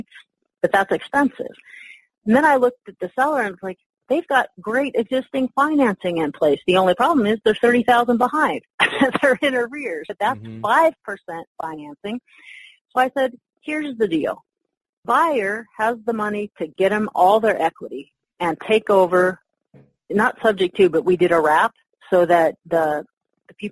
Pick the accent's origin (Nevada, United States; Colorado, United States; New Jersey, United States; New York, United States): Nevada, United States; Carson City; my hometown of Carson City, Nevada